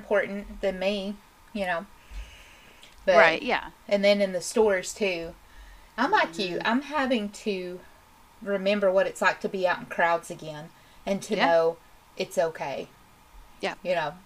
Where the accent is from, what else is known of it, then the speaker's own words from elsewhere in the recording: Tennessee, United States; proud to be a Tennessean